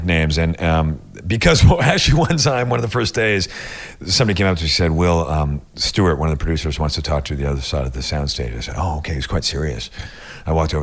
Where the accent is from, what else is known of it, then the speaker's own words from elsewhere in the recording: Toronto, Ontario, Canada; moved away; I grew up in Toronto